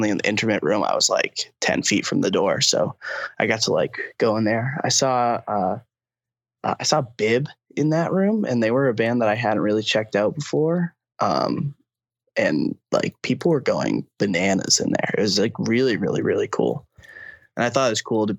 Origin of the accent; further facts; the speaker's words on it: Uxbridge, Massachusetts, United States; moved away as an adult; also born or lived in Dorchester, Boston; now in Boston, United States; I'm from the Blackstone Valley, a town called Uxbridge. It's like south of Worcester